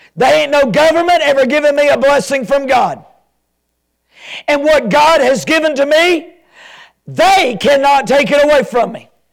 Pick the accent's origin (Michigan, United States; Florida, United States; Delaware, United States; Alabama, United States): Alabama, United States